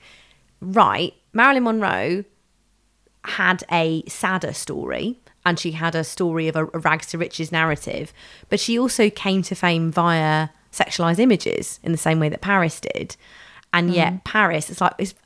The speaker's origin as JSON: {"language": "English", "region": "London", "country": "United Kingdom", "tie": "born or raised there", "said": "I grew up in London"}